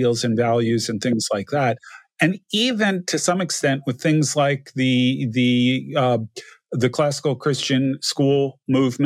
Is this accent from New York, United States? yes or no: no; New Jersey, United States; moved away; also born or lived in Connecticut; The house I grew up in New Jersey